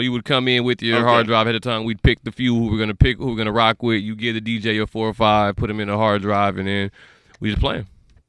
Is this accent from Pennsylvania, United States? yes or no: no; Las Vegas, Nevada, United States; I'm from Vegas